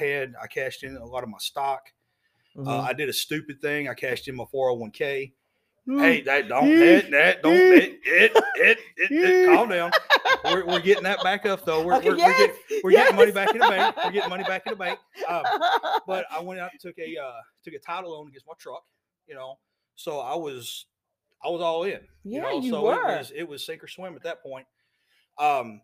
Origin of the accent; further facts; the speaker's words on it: Denison, Texas, United States; Born and raised in Denison, here all my entire life